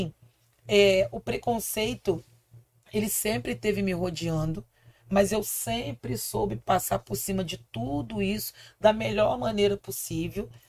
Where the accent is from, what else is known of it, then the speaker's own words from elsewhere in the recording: Rio de Janeiro, Brazil; Eu nasci no Morro do Cantagalo, uhum. em Copacabana, no Rio de Janeiro. Então eu sou garota Zona Sul